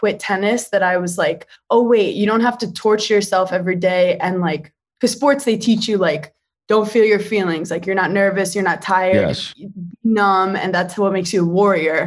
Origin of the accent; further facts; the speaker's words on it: New York City, New York, United States; I feel like I was raised in Park Slope, Brooklyn